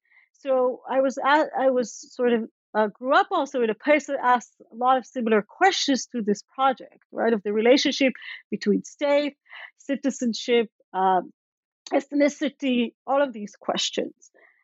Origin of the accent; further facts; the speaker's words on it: Israel; and also growing up in Israel, right?